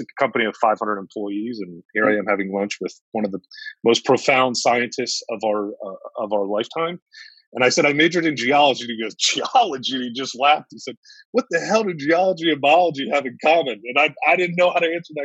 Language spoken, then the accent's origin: English; Northern Virginia, United States; also born or lived in Maryland; I grew up in Northern Virginia whole life